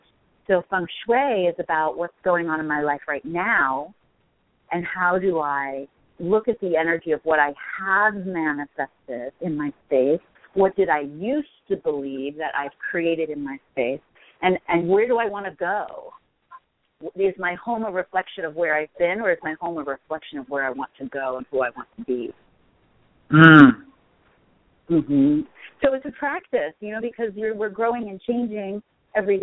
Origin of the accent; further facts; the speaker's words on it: East Coast, United States; also born or lived in Colorado; now in Los Angeles, United States; I grew up on the East Coast, so I was used to snow and cold